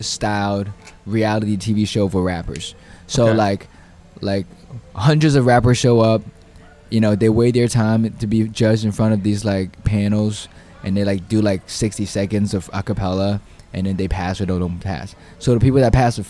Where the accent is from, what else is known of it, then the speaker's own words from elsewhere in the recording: Hubei, China; also born or lived in Chengdu / United States; now in New York, United States; I grew up in Hubei.